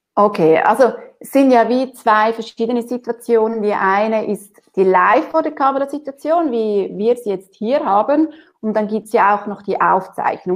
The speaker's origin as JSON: {"language": "German", "country": "Switzerland", "said": "bei uns in der Schweiz"}